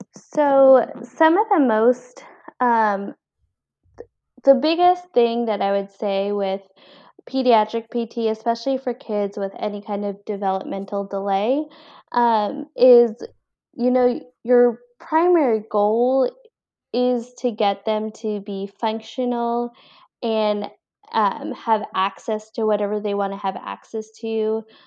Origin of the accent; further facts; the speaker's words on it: Cranston, Rhode Island, United States; also born or lived in Colombia / Boston, Massachusetts; I was born in Columbia, actually, and I was adopted, and then I was raised in Rhode Island, um, grew up in Cranston